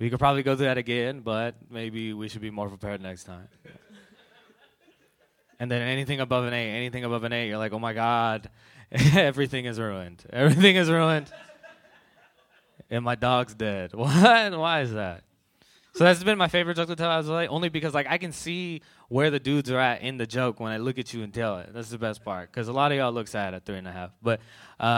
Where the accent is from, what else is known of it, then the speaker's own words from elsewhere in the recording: Bay Area, California, United States; I grew up here in the Bay Area